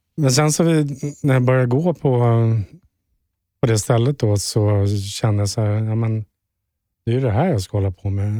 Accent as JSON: {"language": "Swedish", "town": "Stockholm", "region": "Stockholm County", "country": "Sweden", "tie": "born or raised there", "moved": "as an adult", "lives_now": "Sundbyberg, Sweden", "said": "Vårberg, vilket är mina hoods från ja. början. Skärholmen med Vårberg."}